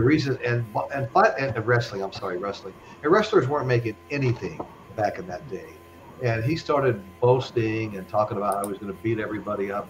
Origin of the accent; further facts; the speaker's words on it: Henderson, Nevada, United States; when I was a kid growing up in Henderson, Nevada, just outside of Vegas